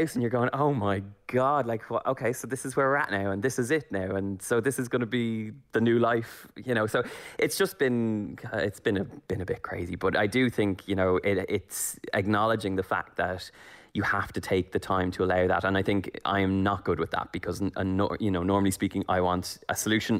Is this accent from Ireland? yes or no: yes; Ireland; moved away as an adult; also born or lived in Los Angeles; as an Irish person